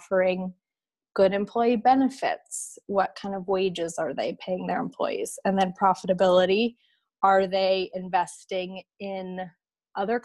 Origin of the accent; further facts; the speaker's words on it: Washington, United States; moved away as an adult; also born or lived in Boston; So I grew up in the Pacific Northwest, in Washington State